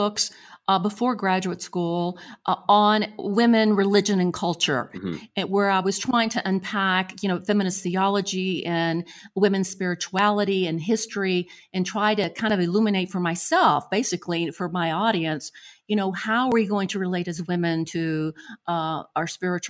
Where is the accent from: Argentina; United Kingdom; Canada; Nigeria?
Argentina; Buenos Aires; born there; I was born in Buenos Aires, Argentina, and I've traveled extensively through Latin America